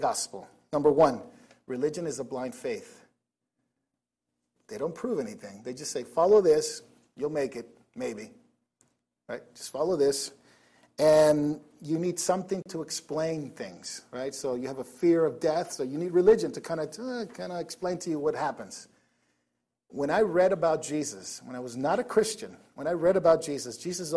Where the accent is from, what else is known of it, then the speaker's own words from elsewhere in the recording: Nicaragua; now in United States; I didn't grow up in the States for a while. I grew up in Nicaragua.